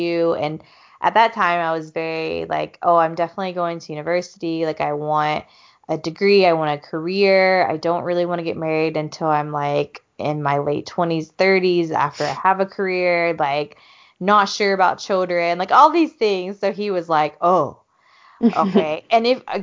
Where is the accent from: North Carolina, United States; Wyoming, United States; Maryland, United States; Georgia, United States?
Georgia, United States; I'm from Georgia